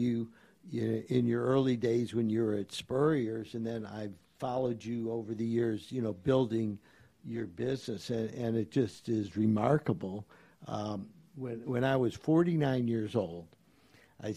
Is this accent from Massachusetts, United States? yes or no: no; Cleveland, Ohio, United States; now in Gainesville, United States; I'm from Cleveland, Ohio